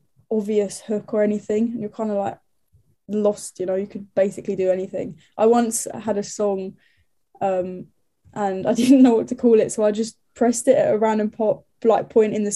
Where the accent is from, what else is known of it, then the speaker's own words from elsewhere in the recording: Brentwood, East of England, United Kingdom; moved away as an adult; now in Nottingham, United Kingdom; I'm from Brentwood